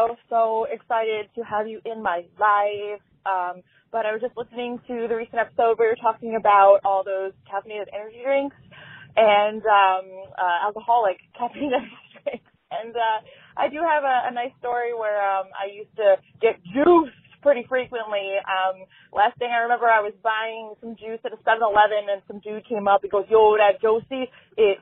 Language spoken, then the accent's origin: English; Charlotte, North Carolina, United States; I'm from Charlotte, North Carolina.